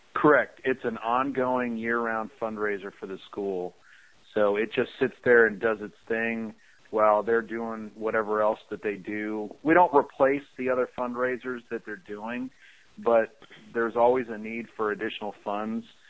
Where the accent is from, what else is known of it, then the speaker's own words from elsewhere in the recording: Chicago, Illinois, United States; I shoveled snow growing up in the Chicago area